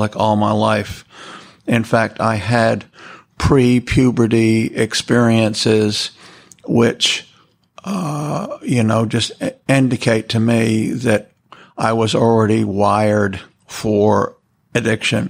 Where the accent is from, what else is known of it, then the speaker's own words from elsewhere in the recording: New York City, New York, United States; now in Atlanta, United States; I was born and raised in New York City